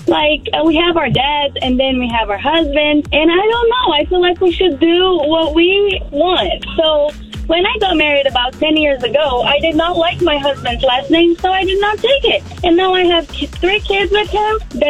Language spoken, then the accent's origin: English; Brazil; I'm from Brazil and I have three last names